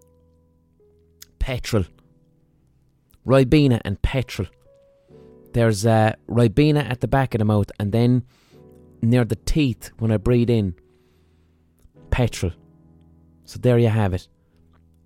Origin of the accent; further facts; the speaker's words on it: Ireland; as an Irish person